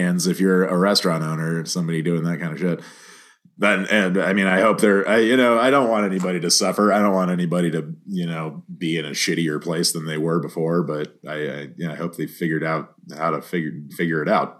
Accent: Santa Fe, New Mexico, United States; born or raised there; also born or lived in Dallas, Texas

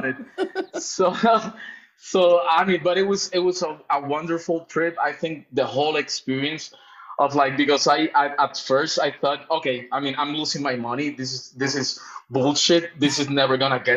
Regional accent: Puerto Rico; also born or lived in London, United Kingdom; now in Mexico; I'm actually from Puerto Rico. I was raised in Puerto Rico, even though I've been living for the longest year in Mexico.

